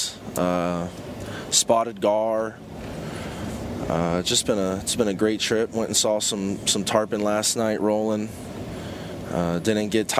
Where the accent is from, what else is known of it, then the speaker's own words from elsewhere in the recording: Pembroke Pines, Florida, United States; also born or lived in Hollywood, Florida; born and raised in South Florida, lived out in Hollywood, Florida, down by the beach when I was younger, and moved out west to Pembroke Pines. Where I grew up, you know, through high school and stuff